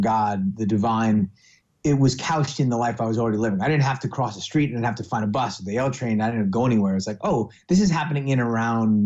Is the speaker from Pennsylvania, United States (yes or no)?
no; Oakland, California, United States; also born or lived in Martinez, California; I was born in Oakland, raised here in the San Francisco Bay Area